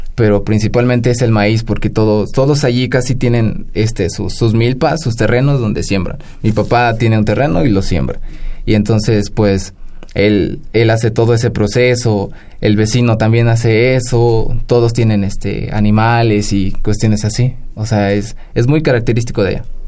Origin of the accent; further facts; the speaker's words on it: Cardonal, Hidalgo, Mexico; el ñañú es lo que se habla en mi pueblo natal, en barrio de Tizqui, el municipio cardonal del estado de, Hidalgo.